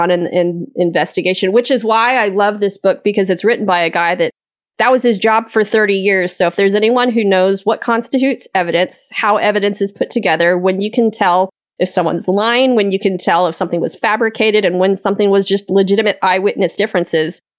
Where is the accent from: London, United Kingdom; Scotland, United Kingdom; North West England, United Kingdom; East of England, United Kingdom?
Scotland, United Kingdom; And as a Scottish person, I'm offended.